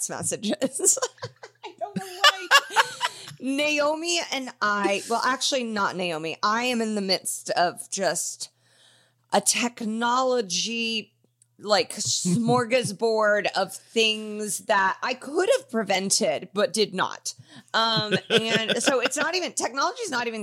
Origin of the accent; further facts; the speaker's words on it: Indianapolis, Indiana, United States; star-studded Lawrence Township. That's where I grew up in Indianapolis.